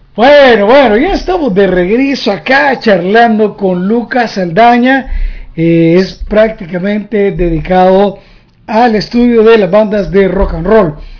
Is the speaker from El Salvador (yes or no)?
yes; El Salvador; now in United States; como un salvadoreño viviendo en Estados Unidos